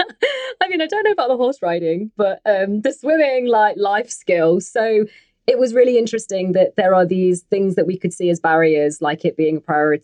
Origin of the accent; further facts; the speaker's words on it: England, United Kingdom; I'm a British Pakistani woman, a Muslim woman